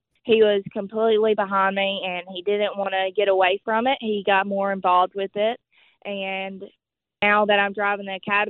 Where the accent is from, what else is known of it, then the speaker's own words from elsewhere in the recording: Hueytown, Alabama, United States; accent: Southern; I'm just a small town girl from Hueytown, Alabama, which is home of the Alabama Gang with racing and stuff like that in it.